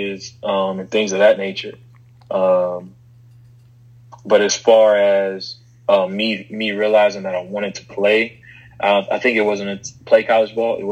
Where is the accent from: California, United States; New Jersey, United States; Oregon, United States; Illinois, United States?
Illinois, United States; Chicago; now in Huntsville, United States; kids I grew up with in Chicago around the corner from my grandparents' house